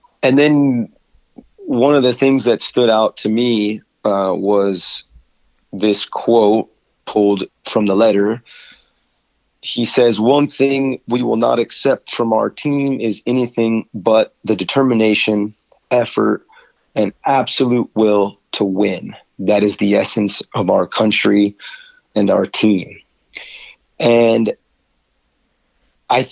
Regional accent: United States

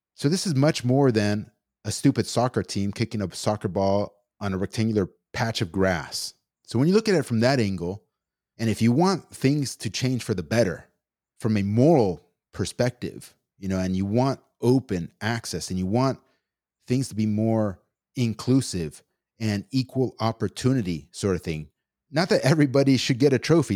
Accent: United States; me as an American citizen, born and raised here

